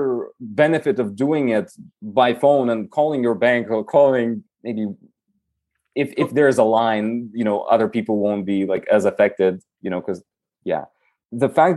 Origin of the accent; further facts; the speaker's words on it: Moldova; English is a second language; moved away as an adult; also born or lived in Albuquerque, New Mexico; now in United States; I lived, I guess, the majority of my life in Moldova, in Europe